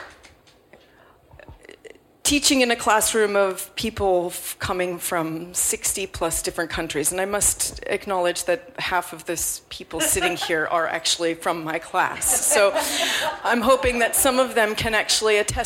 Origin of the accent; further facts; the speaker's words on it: United States; now in London, United Kingdom; as an American growing up in the Nancy Reagan era